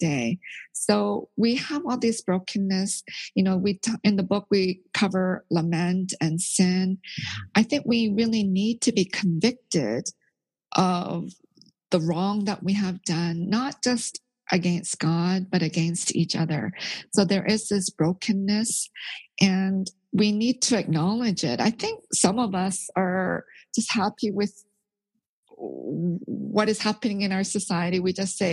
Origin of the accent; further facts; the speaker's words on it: Canada; moved away as an adult; also born or lived in Korea; now in United States; I was born in Korea, but I grew up in Canada. And then now I'm living in the States